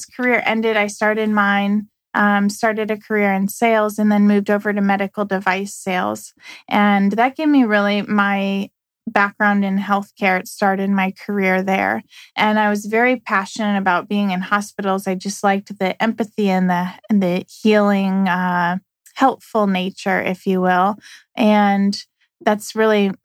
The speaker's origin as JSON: {"language": "English", "town": "St. Louis", "region": "Missouri", "country": "United States", "tie": "born or raised there", "said": "I'm from St. Louis."}